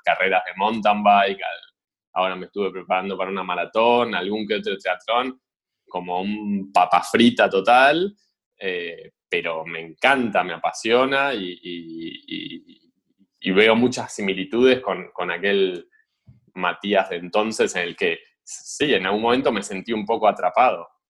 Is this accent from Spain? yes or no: no; Argentina; moved away as an adult; also born or lived in Switzerland; para nosotros como argentinos